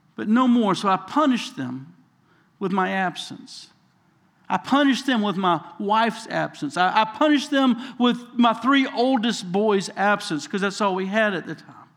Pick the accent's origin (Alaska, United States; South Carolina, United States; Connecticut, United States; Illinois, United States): South Carolina, United States; I'm from South Carolina, you know, small town